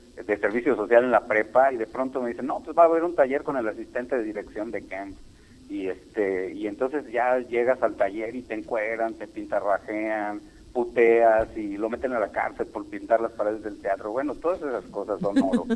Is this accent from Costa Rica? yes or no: no; Guanajuato, Mexico; now in Mexico City, Mexico; yo soy de Guanajuato, pero vivo en el DF